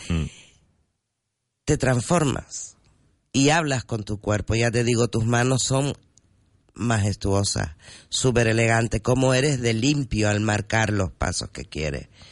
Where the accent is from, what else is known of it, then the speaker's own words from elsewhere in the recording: Gran Canaria, Canary Islands, Spain; Y yo soy canariona de pura cepa